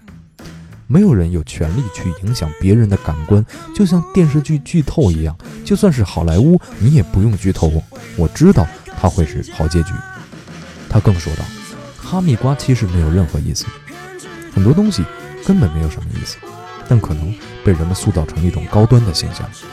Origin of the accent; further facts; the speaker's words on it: Beijing, China; 我是北京人